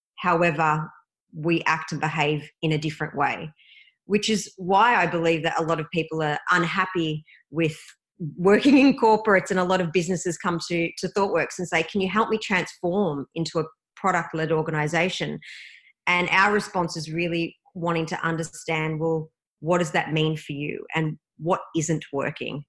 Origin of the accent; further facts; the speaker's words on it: Melbourne, Victoria, Australia; Melbourne, Australia, which is my hometown